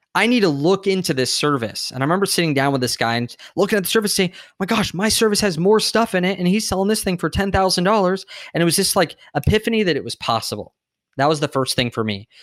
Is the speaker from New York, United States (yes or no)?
no; San Diego, California, United States; I grew up in San Diego